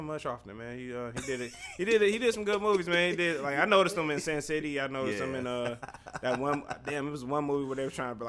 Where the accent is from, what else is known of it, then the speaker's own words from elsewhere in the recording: the North, United States; I'm black. How you doing? Like, right. I'm from the North, too.